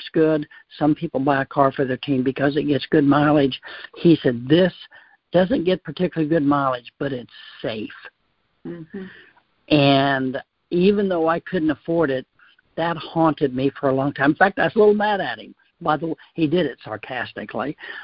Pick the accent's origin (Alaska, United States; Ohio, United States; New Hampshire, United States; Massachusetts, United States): Ohio, United States; southern; I'm from Ohio, and we grew up in a very small town in southern Ohio